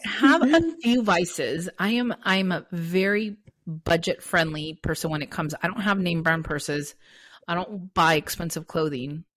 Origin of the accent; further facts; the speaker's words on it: Santa Monica, California, United States; I'm from Los Angeles, born and raised in Santa Monica